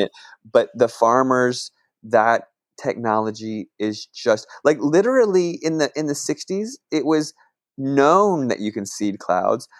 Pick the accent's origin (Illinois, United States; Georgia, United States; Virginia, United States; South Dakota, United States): Virginia, United States; Northern; moved away; also born or lived in California; I grew up in Northern Virginia, right on the Mason-Dixon line